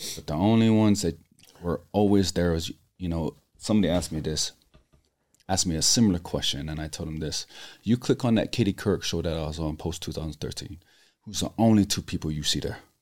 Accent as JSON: {"language": "English", "town": "Laie", "region": "Hawaii", "country": "United States", "tie": "born or raised there", "moved": "yes", "said": "growing up in Laie, which is predominantly all members of the Church of Jesus Christ of Latter-day Saints."}